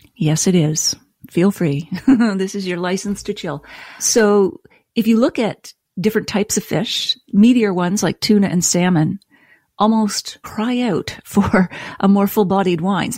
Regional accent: Nova Scotia, Canada; moved away; also born or lived in Toronto; I grew up in Nova Scotia with a beer and whiskey loving family

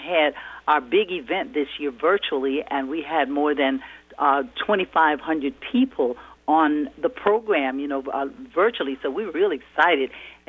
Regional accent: Louisiana, United States; I'm from Louisiana, and we honor the one drop of black blood makes you black.

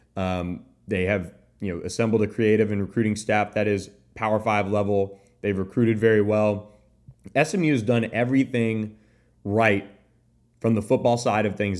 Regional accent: Tampa, Florida, United States; I'm from Tampa

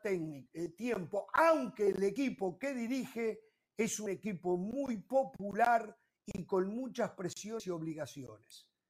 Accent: Uruguay; en mi país

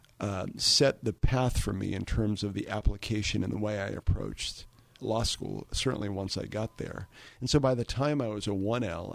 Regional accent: Taunton, Massachusetts, United States; Growing up in Taunton, I was always familiar with Stonehill

